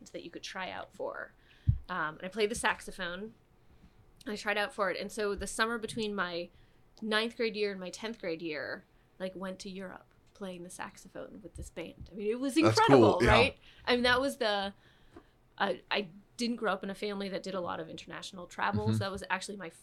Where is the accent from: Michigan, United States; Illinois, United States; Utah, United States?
Michigan, United States; I grew up in Michigan